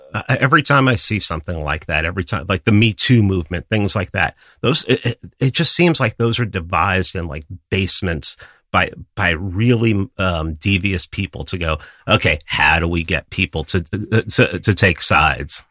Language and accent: English; New York City, New York, United States; I grew up in New York City